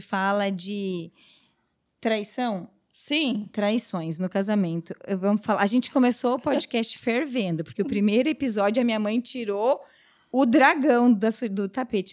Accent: Pará, Brazil; moved away; also born or lived in southern Brazil; nós somos do Pará

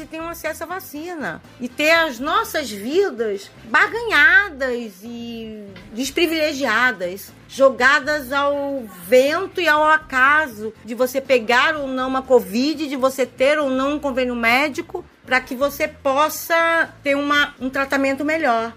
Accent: Brazil; Nós somos brasileiros

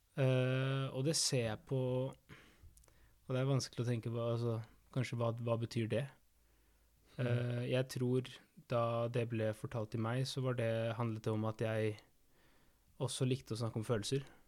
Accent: Argentina; now in Norway; fetteren min i Argentina, der jeg er fra

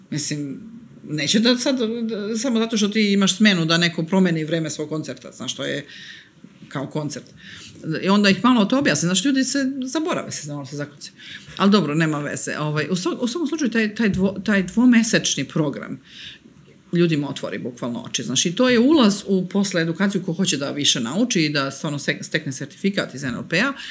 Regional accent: Serbia; ovde kod nas u Srbiji

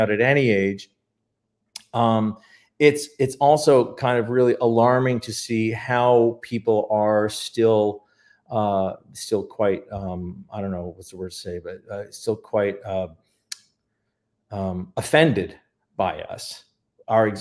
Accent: Canada; moved away as an adult; now in Palm Springs, United States; we're Canadian, we were migrating over.

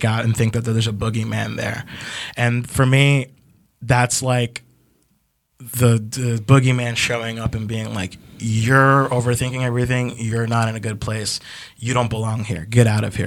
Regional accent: Ecuador; I'm from Ecuador.

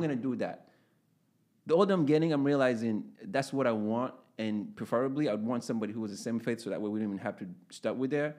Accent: Uganda; moved away; I grew up in Uganda.

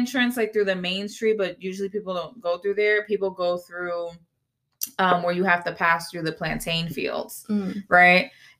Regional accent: United States; first language Spanish; English is a second language; I was not born on the island. I was born here in the United States.

